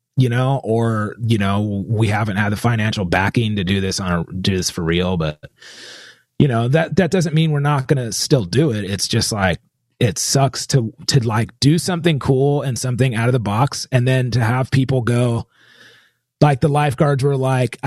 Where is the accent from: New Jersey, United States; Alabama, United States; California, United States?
California, United States; I was born in California.